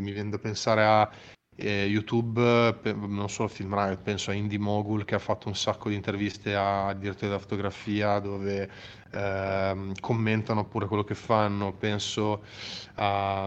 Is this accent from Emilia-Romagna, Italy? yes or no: yes; Emilia-Romagna, Italy; da italiano e ancora prima di italiano da romagnolo